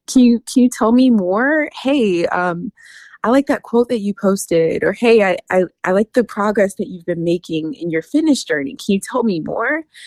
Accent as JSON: {"language": "English", "region": "North Carolina", "country": "United States", "tie": "born or raised there", "moved": "as an adult", "lives_now": "Washington, D.C. area, United States", "said": "I currently live in the DC area, but I'm originally from North Carolina. Um, born and raised in North Carolina."}